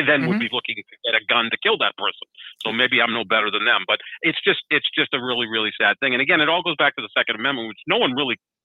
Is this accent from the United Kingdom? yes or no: no; Northeast, United States; I'm born and raised in the Northeast